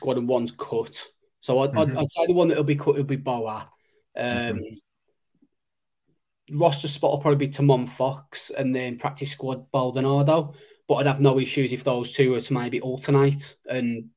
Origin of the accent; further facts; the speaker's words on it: Black Country, West Midlands, United Kingdom; accent: Black Country; my Black Country accent